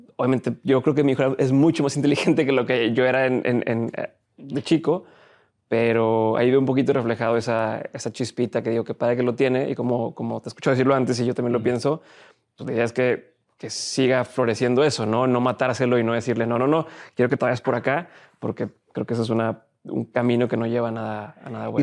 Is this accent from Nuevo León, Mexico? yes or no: yes; Monterrey, Nuevo León, Mexico; also born or lived in Torreón; De aquí de Monterrey